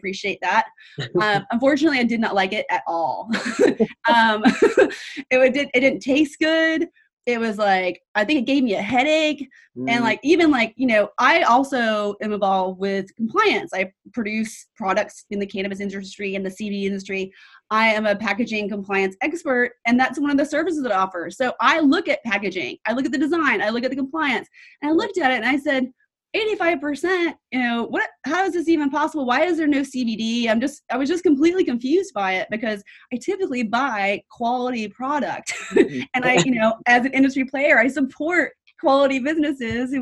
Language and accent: English; New York, United States; I'm from New York